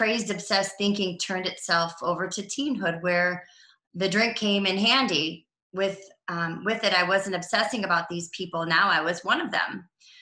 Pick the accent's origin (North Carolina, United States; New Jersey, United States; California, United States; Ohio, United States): Ohio, United States; Cleveland; also born or lived in Los Angeles / Colorado; I'm from Cleveland, Ohio, born and raised